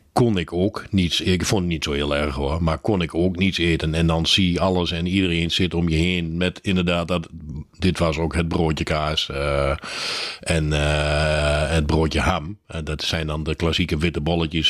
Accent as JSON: {"language": "Dutch", "country": "Netherlands", "said": "als Nederlander"}